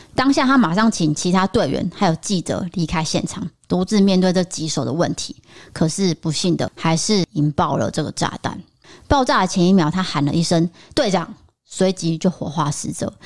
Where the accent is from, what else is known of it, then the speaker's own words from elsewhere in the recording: Taipei, Taiwan; 我小时候住在台北的时候也是很兴奋的都会去这间麦当劳